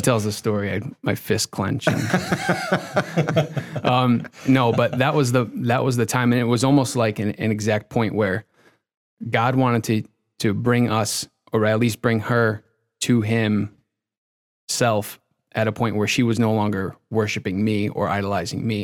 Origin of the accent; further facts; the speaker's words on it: Connecticut, United States; moved away as an adult; also born or lived in Boston, Massachusetts; now in Massachusetts, United States; I grew up in Connecticut